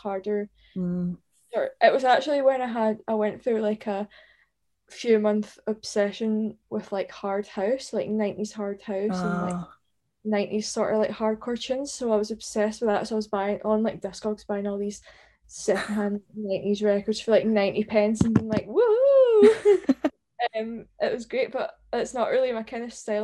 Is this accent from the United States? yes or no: no; Hamilton, Scotland, United Kingdom; also born or lived in London; now in Glasgow, United Kingdom; I'm from like Hamilton, so Hamilton.